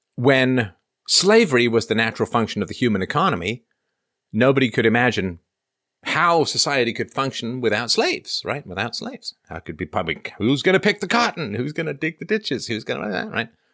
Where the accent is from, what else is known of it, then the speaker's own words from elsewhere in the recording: England, United Kingdom; I grew up in England